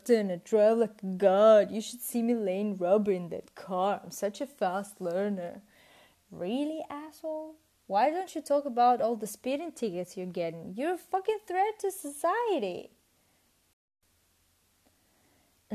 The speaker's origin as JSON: {"language": "English", "country": "Russia", "also_born_or_lived": "United Kingdom / Italy", "second_language": "English", "moved": "as an adult", "said": "I'm Russian, but I studied in the UK and in Italy."}